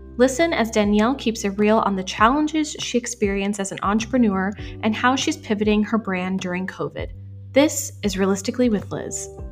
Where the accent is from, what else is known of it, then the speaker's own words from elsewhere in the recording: Puerto Rico; also born or lived in Paterson, New Jersey; I was three and my sister was eight when we moved to Puerto Rico.